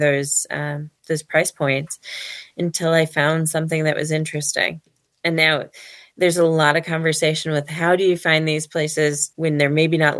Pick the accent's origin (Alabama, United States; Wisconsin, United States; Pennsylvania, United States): Wisconsin, United States; Ladysmith; as kids growing up in Ladysmith, Wisconsin